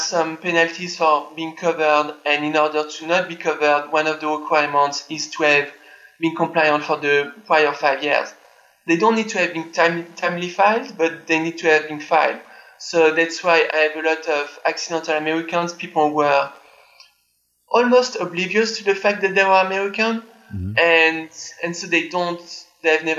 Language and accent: English; France; moved away as an adult; also born or lived in New York, United States / Montreal, Canada; I was born in France. I grew up there until I was 24 years old.